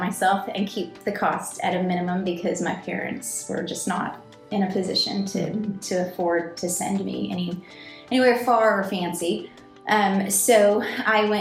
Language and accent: English; Nebraska, United States; moved away as an adult; also born or lived in Houston, Texas; now in Arlington, United States; I grew up in Nebraska, in a very rural and remote part of Nebraska